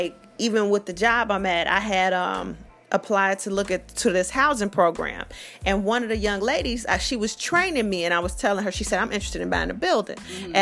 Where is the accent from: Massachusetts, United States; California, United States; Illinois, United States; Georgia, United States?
Illinois, United States; Chicago; I'm from Chicago